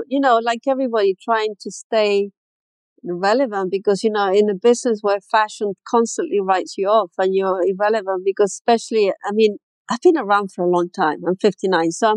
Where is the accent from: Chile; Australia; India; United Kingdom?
Chile; moved away; I grew up in Chile